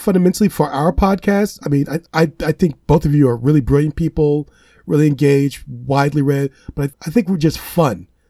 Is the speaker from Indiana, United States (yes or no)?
yes; Gary, Indiana, United States; moved away as an adult; I'm identifying where I come from as my hometown of Gary, Indiana